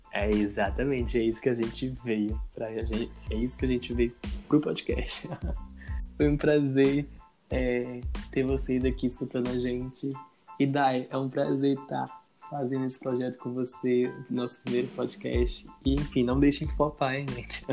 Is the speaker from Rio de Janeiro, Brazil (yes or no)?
no; Governador Valadares, Minas Gerais, Brazil; sou natural de Governador Valadares